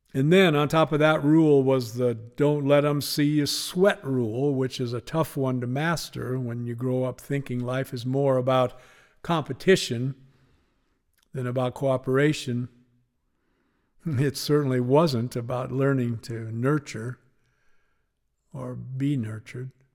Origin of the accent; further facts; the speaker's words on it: Spokane, Washington, United States; Growing up in Spokane